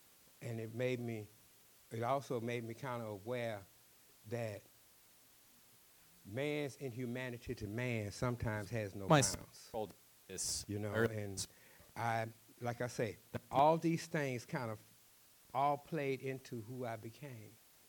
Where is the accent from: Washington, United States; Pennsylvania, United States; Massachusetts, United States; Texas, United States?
Texas, United States; He asked me about Texas. I told him I was from Texas, and he wanted to know if I was a cowboy.